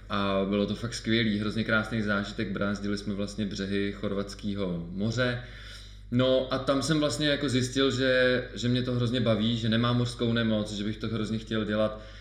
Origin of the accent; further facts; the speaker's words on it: Czechia; kde jsem vlastně působil já jako jediný Čech